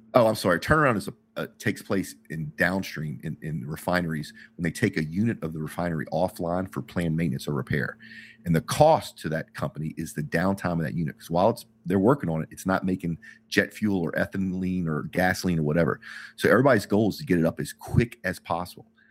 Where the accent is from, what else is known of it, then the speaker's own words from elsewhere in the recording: United States; as an American